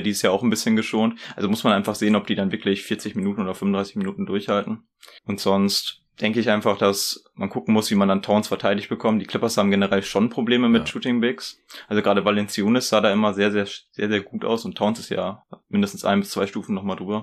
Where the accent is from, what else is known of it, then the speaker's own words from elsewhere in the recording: Ibbenbüren, North Rhine-Westphalia, Germany; ich komme aus Ippenbüren.